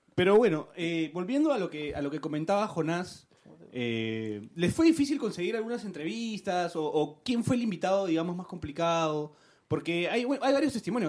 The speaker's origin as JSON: {"language": "Spanish", "country": "Peru", "said": "somos los peruanos"}